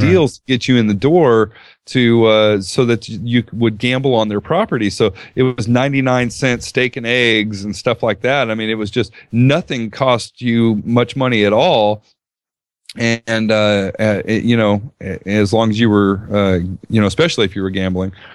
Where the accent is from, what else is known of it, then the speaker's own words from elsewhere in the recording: Southern California, United States; I grew up in Southern California